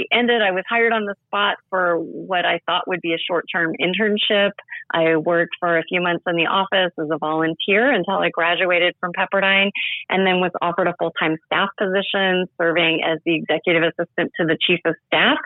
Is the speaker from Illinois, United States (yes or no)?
no; Southern California, United States; grew up in Southern California.